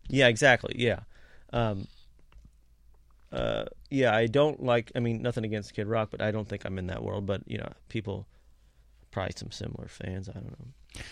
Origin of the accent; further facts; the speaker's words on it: Kentucky, United States; growing up in Kentucky